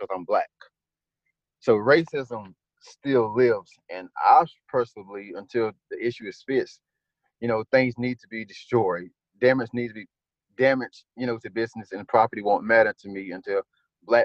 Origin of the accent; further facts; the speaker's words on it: Clinton, North Carolina, United States; I grew up in Clinton with his sister